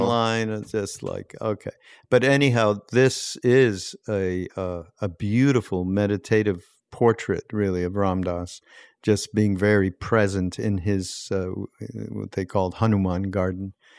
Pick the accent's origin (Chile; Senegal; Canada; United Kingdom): Canada; Montreal, Quebec; I grew up in Montreal, and I grew up with French Canadians